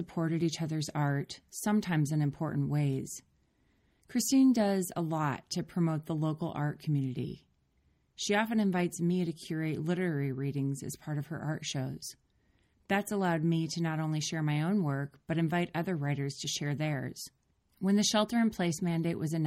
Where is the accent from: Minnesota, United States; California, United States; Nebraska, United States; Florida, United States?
Minnesota, United States; moved away; We grew up together in Minnesota